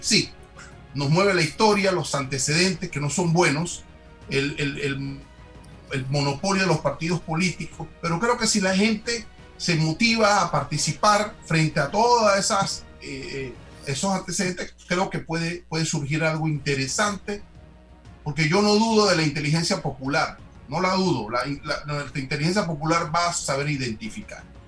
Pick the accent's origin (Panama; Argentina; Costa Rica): Panama; nos une como panameños